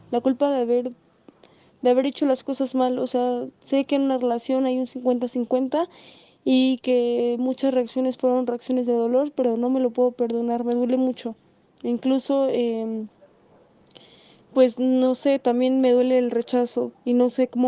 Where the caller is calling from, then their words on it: Mexico; Hola Julio … de México. Nos vemos el 11 de marzo.